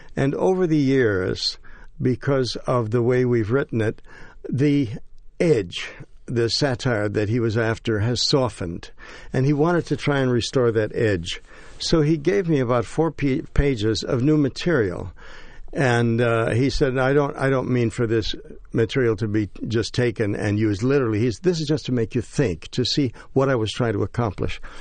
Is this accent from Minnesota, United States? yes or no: no; Chicago, Illinois, United States; moved away as an adult; now in New York, United States; growing up in Chicago